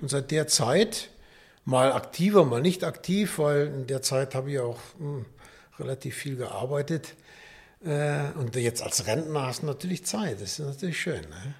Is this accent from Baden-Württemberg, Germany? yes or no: no; Düsseldorf, North Rhine-Westphalia, Germany; moved away; also born or lived in Nuremberg / Karlsburg; Ich komme aus Düsseldorf, bin dann 70, 77 hier nach Nürnberg gekommen